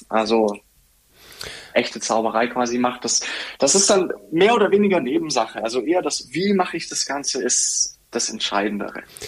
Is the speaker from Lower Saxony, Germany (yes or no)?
no; Bobingen, Bavaria, Germany; in Bobingen. Das ist ein sehr schönes Städtchen, circa 20 Minuten, ja, Viertelstunde von Augsburg entfernt.